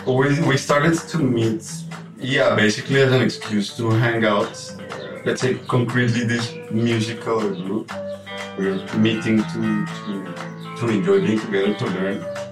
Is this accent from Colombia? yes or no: yes; Colombia; English is a second language; I just met somebody in the entrance right now, and you tell them I'm from Colombia, and then they make this face